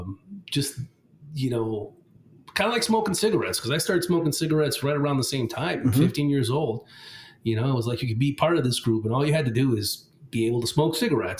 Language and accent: English; Rome, Lazio, Italy; I was born and raised in Italy. My parents are Italian. I'm Italian, but they decided to send me to an American school when I was six.